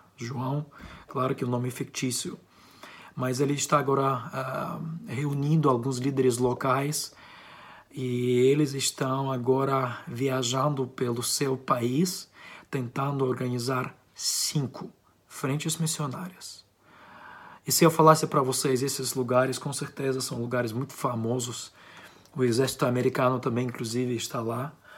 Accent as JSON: {"language": "Portuguese", "country": "Ukraine", "accent": "Ukrainian", "said": "eu sou ucraniano, tenho um sotaque ucraniano."}